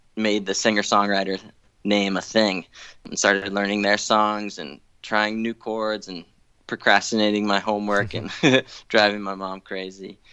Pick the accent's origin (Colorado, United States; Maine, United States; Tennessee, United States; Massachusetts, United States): Massachusetts, United States; Newton; I grew up in Newton, Massachusetts, just outside Boston